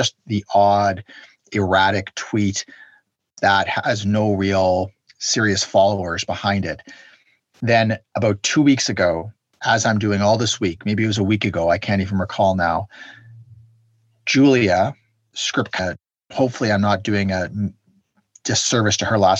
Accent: Canada; I'm a Canadian

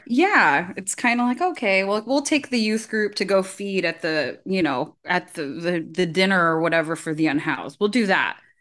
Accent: California, United States; I grew up Filipino in California

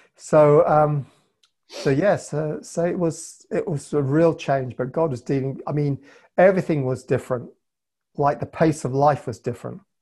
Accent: Cape Town, Western Cape, South Africa; also born or lived in London, England; now in Northern Ireland, United Kingdom; I was born in Cape Town

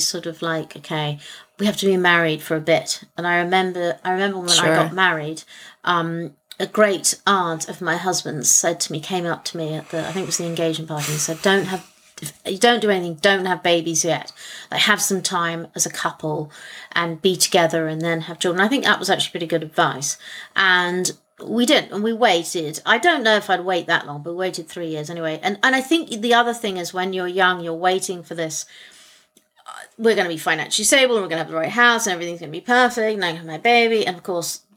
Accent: England, United Kingdom; I'm English

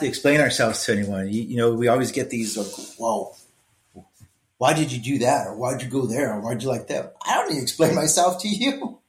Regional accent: Los Angeles, California, United States; growing up in East LA, right, I excelled at school

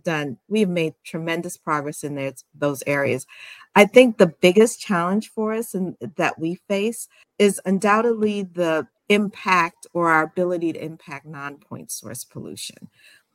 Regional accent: Albany, New York, United States; also born or lived in Guyana / Washington, D.C.; born in Guyana, South America, and immigrated to the States when I was very young. Grew up in Albany, New York

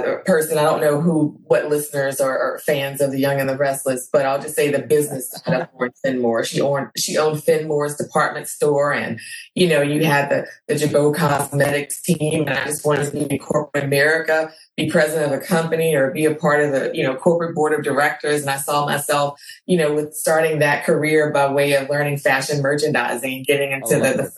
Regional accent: Clinton, Louisiana, United States; also born or lived in Baton Rouge, Louisiana; I am originally from Clinton, Louisiana. It's a small town about 45 miles north of Baton Rouge

